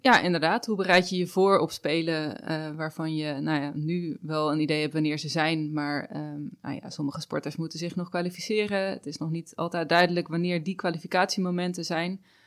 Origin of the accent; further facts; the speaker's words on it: Netherlands; wij natuurlijk als Nederlanders